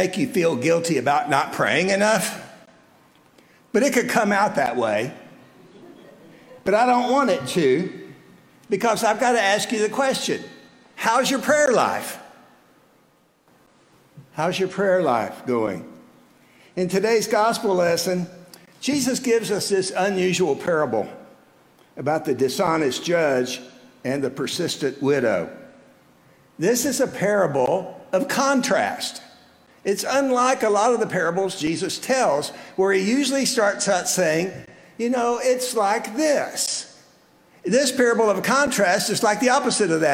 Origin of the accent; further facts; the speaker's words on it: South Texas, United States; moved away as an adult; now in Midland, United States; I left my home in South Texas and moved to Midland almost 46 years ago